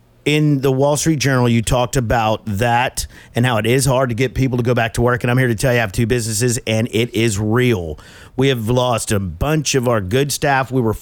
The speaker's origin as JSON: {"language": "English", "country": "Bolivia", "said": "I'm from Bolivia."}